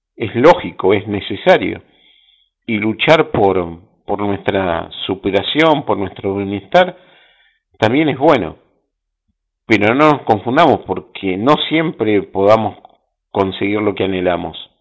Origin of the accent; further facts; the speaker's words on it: Bahía Blanca, Buenos Aires Province, Argentina; yo soy de Bahía Blanca, sí, capital del básquet de Argentina